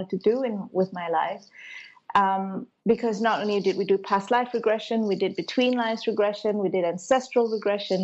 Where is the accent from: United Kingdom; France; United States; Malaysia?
Malaysia; I grew up in Malaysia, but I was brought up a Hindu. You know, I've got a Sri Lankan ancestry